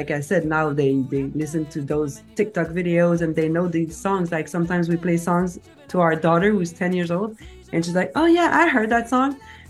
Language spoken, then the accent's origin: English; Quebec, Canada; first language French; English is a second language; also born or lived in Boston